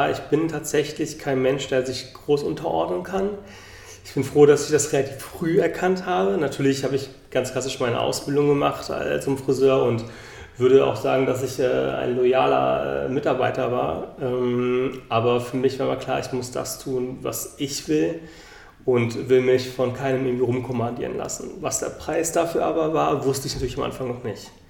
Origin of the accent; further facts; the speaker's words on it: Bonn, North Rhine-Westphalia, Germany; born there; now in Berlin, Germany; bin aus Berlin, nicht gebürtig, bin eigentlich gebürtig aus Bonn